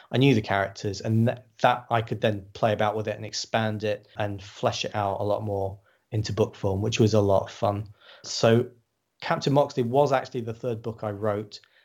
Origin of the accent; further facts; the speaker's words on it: Glossop, East Midlands, United Kingdom; in my hometown, in the north of England